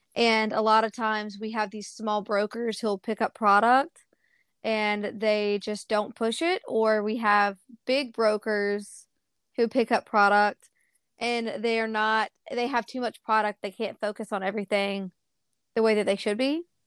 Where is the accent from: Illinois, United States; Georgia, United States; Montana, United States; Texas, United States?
Georgia, United States; Bethlehem; also born or lived in Charleston, South Carolina; now in Starkville, United States; I was actually born in Charleston, South Carolina, um, and then I was adopted, and my parents, or my, I say parents, it's my adopted mom and my adopted grandparents moved us to, um, Bethlehem, Georgia.